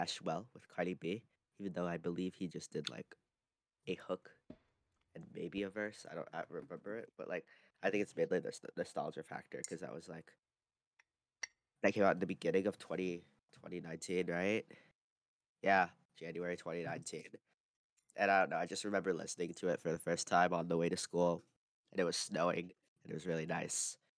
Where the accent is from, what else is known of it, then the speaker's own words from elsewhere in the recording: Philippines; being Filipino myself, really?